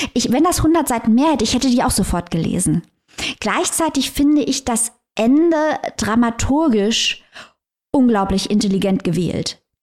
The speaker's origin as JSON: {"language": "German", "country": "Germany", "said": "wir als Deutsche"}